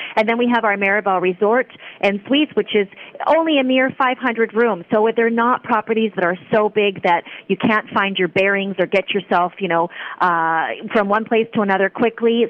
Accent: Vancouver, British Columbia, Canada; moved away as an adult; now in Puerto Vallarta, Mexico; I'm originally Canadian. I'm, you know, I'm from Vancouver, and I have been in Vallarta for over twenty years

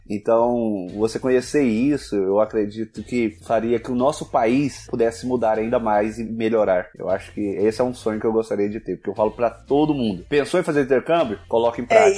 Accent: Brazil; moved away as an adult; quando eu saí do Brasil

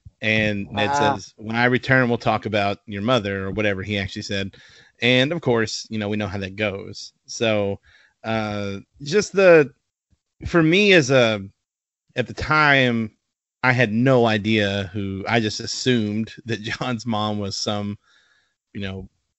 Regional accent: the South, United States; Can you tell we're all from the South?

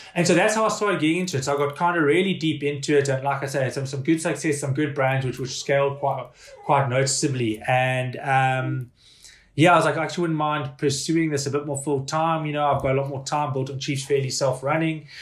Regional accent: South Africa; also born or lived in Hong Kong; now in Ireland; being a South African

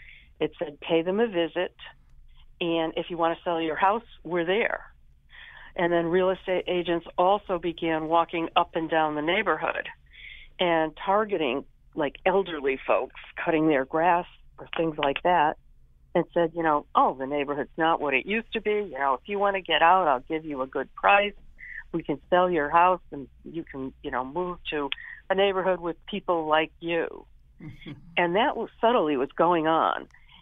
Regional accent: Hartford, Connecticut, United States; I grew up on Hamilton Street, 78 Hamilton Street, which is right near Pope Park. And I grew up in the 50s and 60s, and the neighborhood was an immigrant neighborhood even at that point in time.

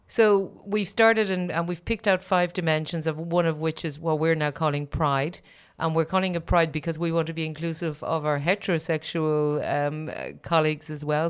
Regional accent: Ireland; as an Irish person

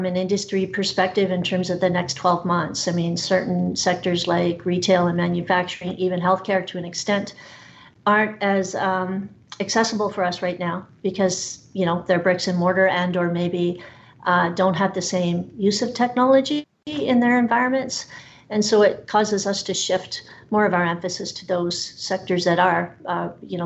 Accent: Canada; I'm a fiercely loyal Canadian

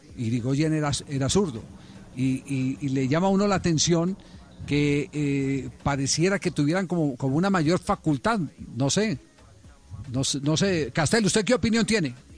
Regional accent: Cali, Valle del Cauca, Colombia; Acá en mi barrio donde me crié, yo en, en Andrés Anín

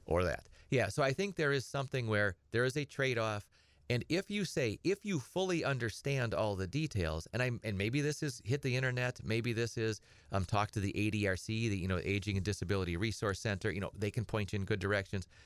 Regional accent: Edgar, Wisconsin, United States; I grew up on a little hobby farm over by, uh, Edgar. And, uh, I'm from Edgar originally

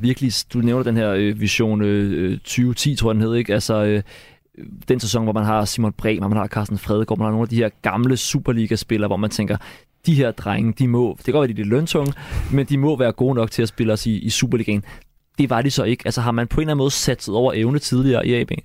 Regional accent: Gladsaxe, Capital Region of Denmark, Denmark; Som en, der selv er født og opvokset i Gladsaxe

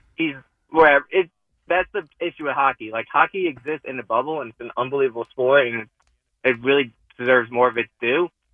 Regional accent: New Jersey, United States; I grew up in North Jersey

